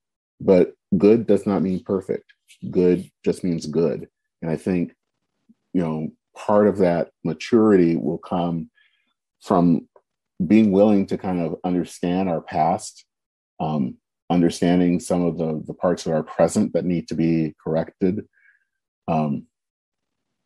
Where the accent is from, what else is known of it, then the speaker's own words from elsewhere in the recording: United States; We are Americans